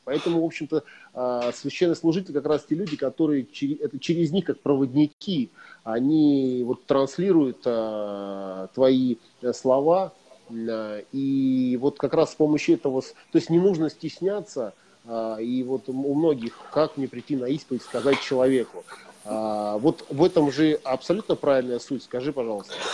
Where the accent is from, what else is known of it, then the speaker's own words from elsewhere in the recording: Prokopyevsk, Kemerovo Oblast, Russia; я вырос в Прокопьевске, в, шахтер, в шахтерском угу. регионе и в шахтерской семье